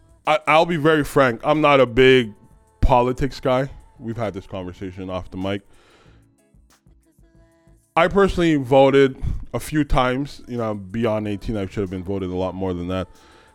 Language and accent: English; Montreal, Quebec, Canada; And us having a conversation as English Montrealers